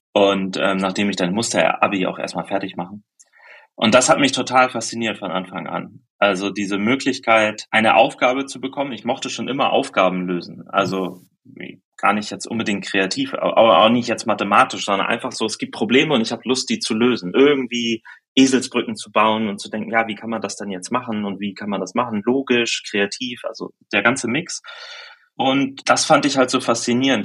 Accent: Germany; ich komme aus der Nähe von Hamburg

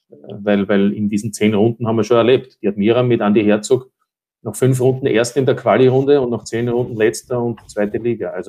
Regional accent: Burgenland, Austria; Maibaum habe ich sogar noch äh, in meiner Jugend im Burgenland

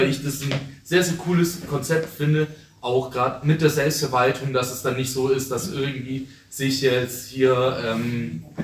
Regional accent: Ulm, Baden-Württemberg, Germany; ich selber arbeite bei der IGBCE, aber gerade eigentlich in Regensburg, aber meine Heimat ist hier in Ulm, deswegen ich trotzdem auch hier bin.

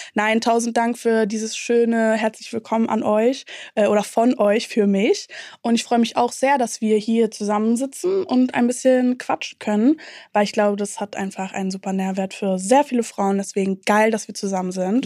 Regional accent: Berlin, Germany; ich komme auch aus Ostberlin

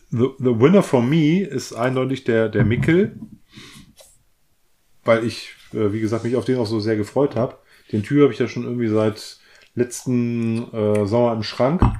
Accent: Northern Germany, Germany; ich komme ja aus, aus Norddeutschland, bin ein Kornkind, ne?

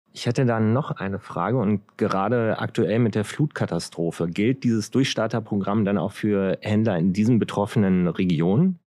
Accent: Hanover, Lower Saxony, Germany; als Hannoveraner

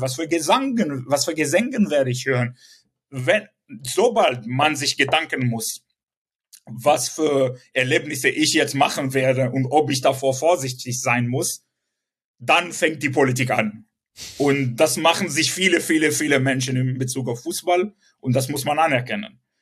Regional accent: Southern District, Israel; German is a second language; moved away; also born or lived in Sderot; Ich bin selbst äh, ähm, im Süden groß geworden, geboren

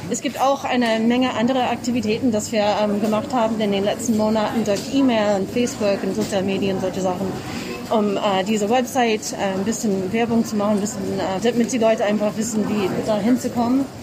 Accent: Massachusetts, United States; now in Munich, Germany; Ich äh, komme ursprünglich aus den USA, aus Massachusetts.

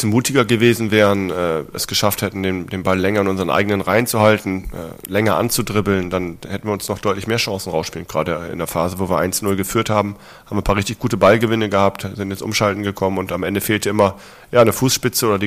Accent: Lower Saxony, Germany; Damals bin ich aus Ostfriesland ins Internat gekommen, habe dort äh, tolle Jahre gehabt, ist ein toller Verein.

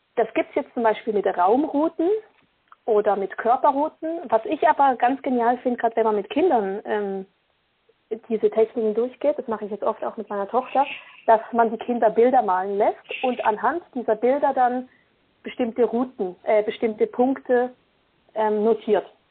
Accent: Basel, Basel-Stadt, Switzerland; Ich bin in der Schweiz geboren, in Basel

